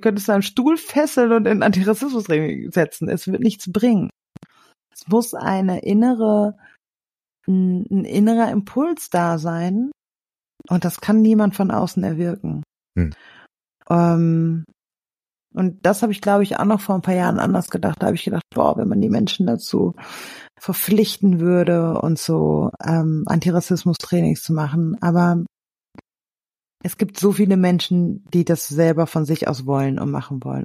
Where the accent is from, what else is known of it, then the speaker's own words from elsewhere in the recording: Germany; als Deutsche